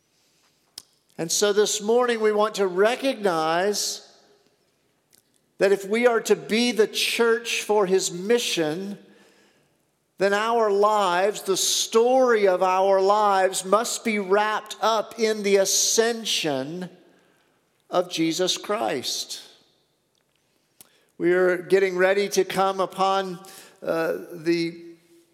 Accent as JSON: {"language": "English", "region": "the South", "country": "United States", "tie": "born or raised there", "said": "I grew up in the South."}